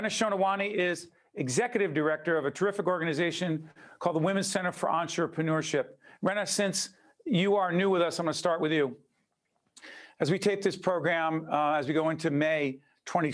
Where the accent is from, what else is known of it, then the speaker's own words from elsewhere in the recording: Montclair, New Jersey, United States; my hometown of Montclair